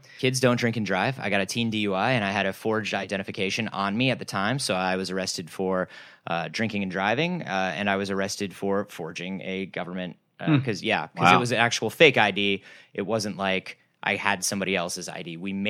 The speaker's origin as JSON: {"language": "English", "country": "United States", "said": "we as American people"}